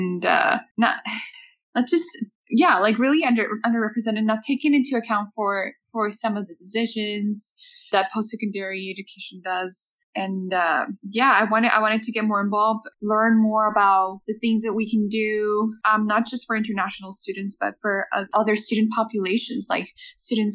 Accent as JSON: {"language": "English", "country": "Mexico", "moved": "yes", "lives_now": "Lethbridge, Canada", "said": "I'm from Mexico."}